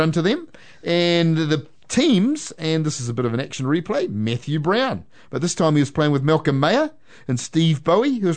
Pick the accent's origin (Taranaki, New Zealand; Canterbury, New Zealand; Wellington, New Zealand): Taranaki, New Zealand; Waitara; I can't argue whether I'm born and bred in Waitara.